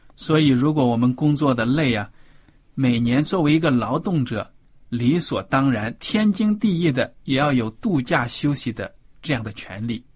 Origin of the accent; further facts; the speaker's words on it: China; 我们中国人